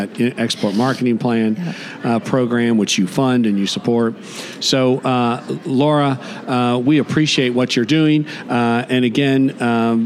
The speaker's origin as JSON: {"language": "English", "area": "Treasure Coast", "region": "Florida", "country": "United States", "said": "I come from the Treasure Coast"}